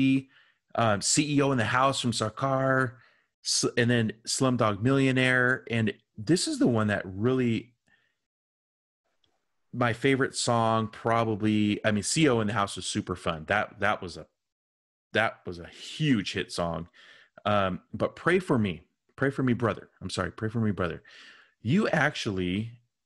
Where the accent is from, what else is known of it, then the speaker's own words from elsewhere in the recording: United States; I was just this white dude from the United States